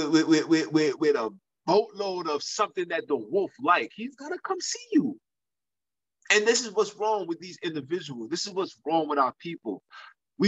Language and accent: English; New York City, New York, United States; I'm from Brooklyn